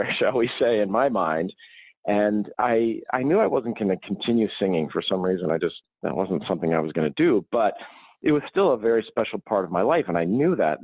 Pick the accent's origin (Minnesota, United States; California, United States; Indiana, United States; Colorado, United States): Minnesota, United States; St. Paul; I'm originally from St. Paul, Minnesota, and I grew up in a household that was full of people playing instruments